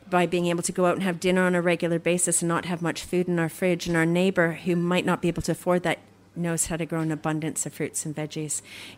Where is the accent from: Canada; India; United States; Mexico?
Canada; now in Melbourne, Australia; I'm Canadian